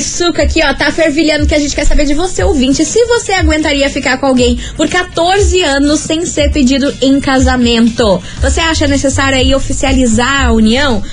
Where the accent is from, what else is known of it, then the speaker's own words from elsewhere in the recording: Brazil; como brasileira